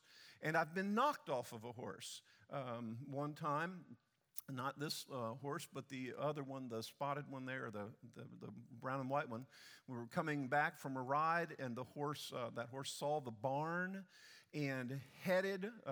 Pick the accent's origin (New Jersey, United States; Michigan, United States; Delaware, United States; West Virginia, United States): Delaware, United States; now in Texas, United States; I grew up in Delaware and just south of Delaware